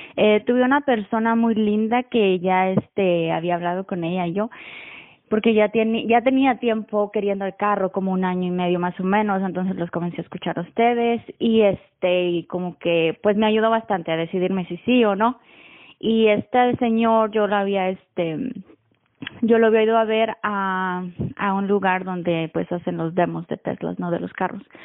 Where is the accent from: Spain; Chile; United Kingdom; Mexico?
Mexico; now in Austin, United States; yo soy de México pero vivo en, bueno, al norte de Austin, Texas